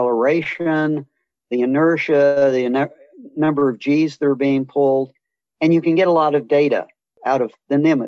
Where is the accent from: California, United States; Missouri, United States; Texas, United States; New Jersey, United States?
Missouri, United States; born or raised there; moved away as an adult; also born or lived in Atlanta, Georgia